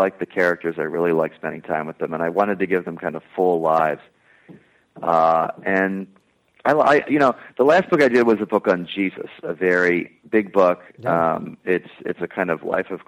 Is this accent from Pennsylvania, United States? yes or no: yes; Plymouth Meeting, Pennsylvania, United States; I was born in Plymouth Meeting, which is not too far.